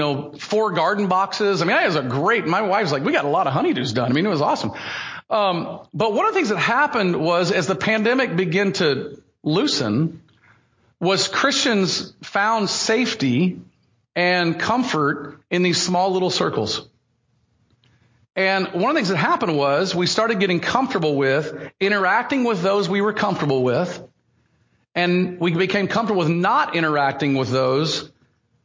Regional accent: United States; my American status as a American citizen

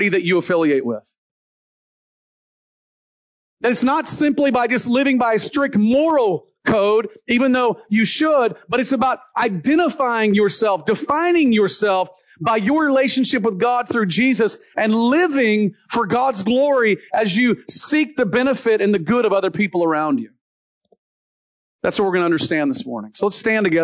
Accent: Deep South, United States; The area I grew up in the Deep South

